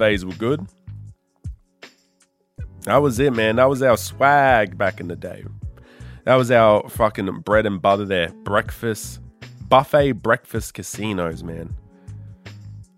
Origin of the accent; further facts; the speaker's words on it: Darwin, Northern Territory, Australia; now in Sydney, Australia; I grew up in Darwin, Northern Territory.